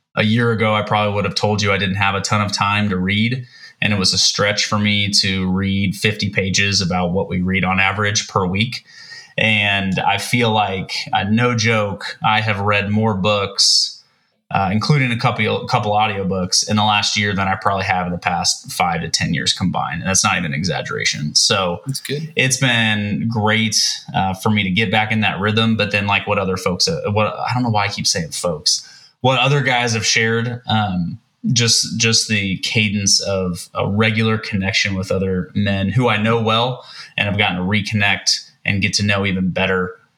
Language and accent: English; Kansas City, United States; moved away as an adult; now in Oklahoma City, United States; do not live in Kansas City, but I'm originally from Kansas City